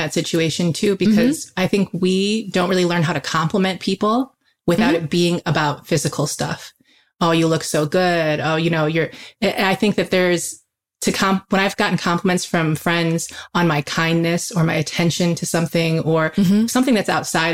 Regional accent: Midwest, United States; growing up in the Midwest

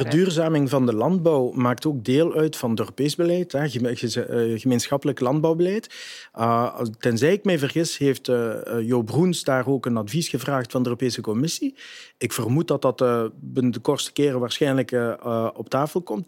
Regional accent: Genk, Flanders, Belgium; Jij bent van Genk, ik ben van Genk, we zijn geboren in Genk

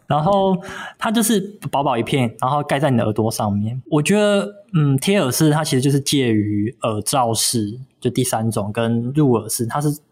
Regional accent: Kaohsiung, Taiwan; moved away; 我老家在高雄

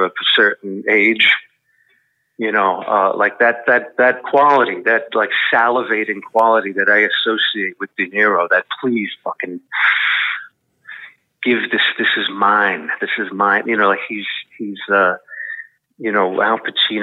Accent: New York City, New York, United States; I'm from the Bronx

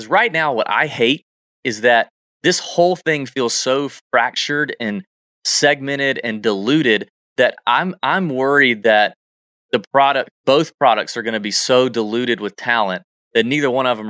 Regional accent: Augusta, Georgia, United States; people say that about Augusta all the time, my hometown.

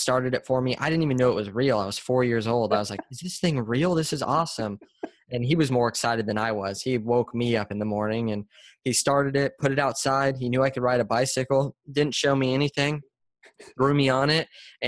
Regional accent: San Diego, California, United States; Yes, born and raised.

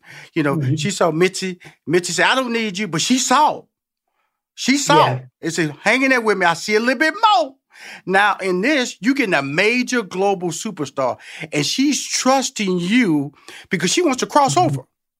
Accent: Houston, Texas, United States; And I'm from Houston, Texas, okay? So I'm from Tex-Mex. I'm from Selena country, okay?

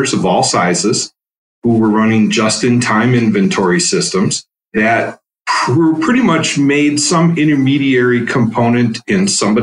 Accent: Madison, Wisconsin, United States; also born or lived in Stevens Point, Wisconsin / Marshfield, Wisconsin; I grew up mostly in Madison, Wisconsin. Spent most of my formative years, middle school, high school

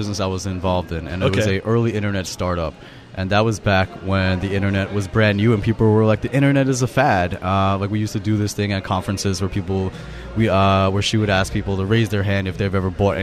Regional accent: New York City, New York, United States; I grew up in New York, I grew up in Flushing

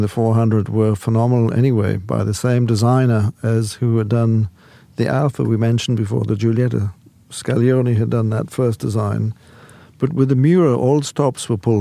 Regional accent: United Kingdom; moved away; as a Brit.

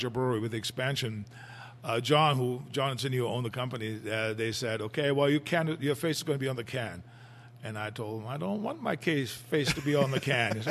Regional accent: Germany; moved away; what I grew up with in Germany

